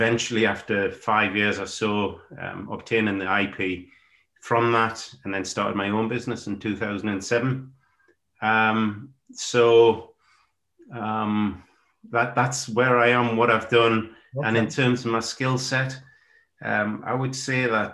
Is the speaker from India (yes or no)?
no; Consett, North East England, United Kingdom; where do I come from? A little town called Consett in the northeast of England, a steel-making town.